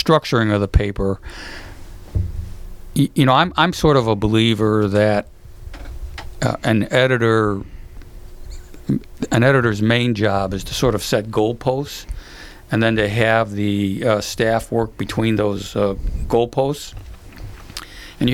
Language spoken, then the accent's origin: English; Chicago, Illinois, United States; moved away; also born or lived in Florida / upstate New York / Santa Monica, California; growing up in Chicago